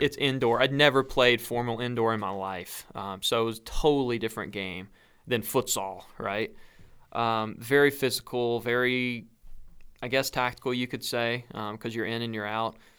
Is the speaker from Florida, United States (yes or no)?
no; North Carolina, United States; I'm from North Carolina